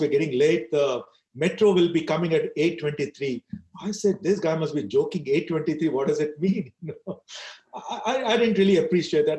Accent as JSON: {"language": "English", "country": "India", "said": "I decided to stay in India and I'm very proud of the Indian culture."}